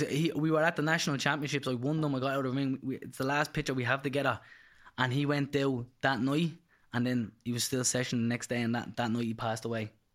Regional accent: Dublin, Leinster, Ireland; I'm from Charlemont Street, originally Fletcher's, actually only up the road, and, uh, pretty rough area.

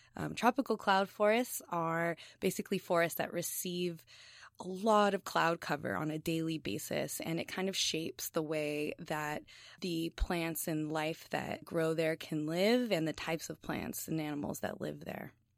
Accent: Los Angeles, California, United States; moved away; I'm from East L A in Southern California

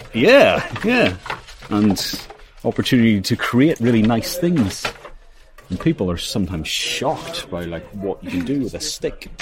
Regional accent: Northern Ireland, United Kingdom; moved away as an adult; also born or lived in Manchester, United Kingdom; now in County Wicklow, Ireland; I grew up in Northern Ireland

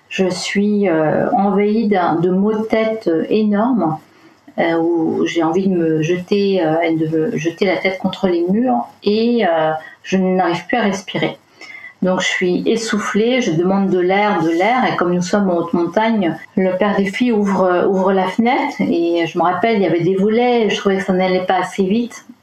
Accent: Brittany, France; Je viens de Bretagne, du fond de la Bretagne intérieure, dirons-nous.

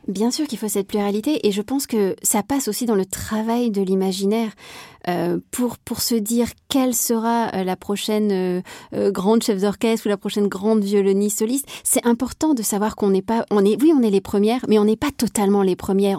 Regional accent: Marseille, Provence-Alpes-Côte d'Azur, France; also born or lived in Berlin, Germany; now in Paris, France; je suis marseillaise

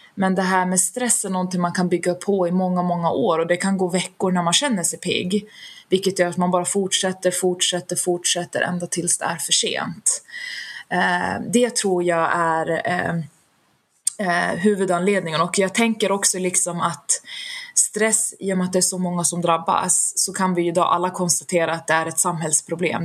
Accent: Västerås, Västmanland, Sweden; Född och uppvuxen i Västerås där jag fortfarande bor idag

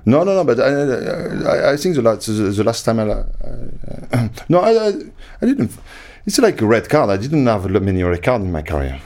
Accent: France; moved away as an adult; also born or lived in England; I came from France.

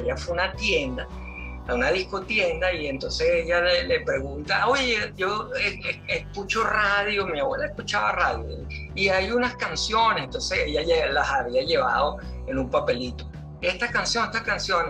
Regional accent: Caracas, Capital District, Venezuela; moved away as an adult; now in Spain; Yo eh, nací y crecí, eh, viví en Altamira, Altamira Sur, para ser más preciso, eh, toda mi niñez y adolescencia

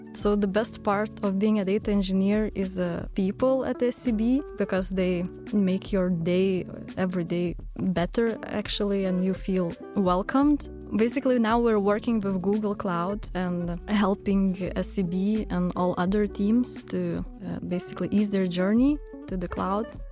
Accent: Vilnius, Vilnius County, Lithuania; I'm from Lithuania, Vilnius.

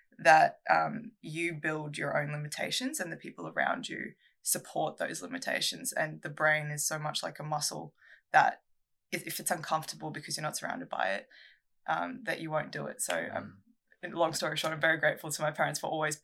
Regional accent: Australia; first language Russian; also born or lived in Russia; We moved here as a family, just my mum, my dad, and myself when I was 4

